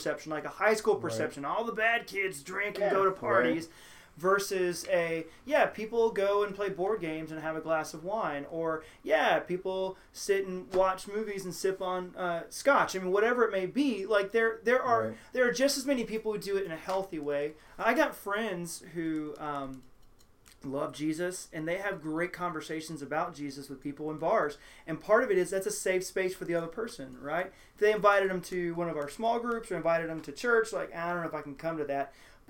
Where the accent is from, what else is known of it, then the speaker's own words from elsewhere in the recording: Houston, Texas, United States; now in Cincinnati, United States; I moved to Cincinnati from the Deep South. I always joke, people are like, oh, you're from Kentucky? No. I'm from the Deep South. We moved from Houston.